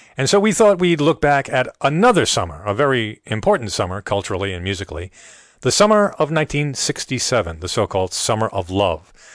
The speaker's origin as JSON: {"language": "English", "region": "Rhode Island", "country": "United States", "tie": "born or raised there", "said": "I grew up in Rhode Island, not far from Newport."}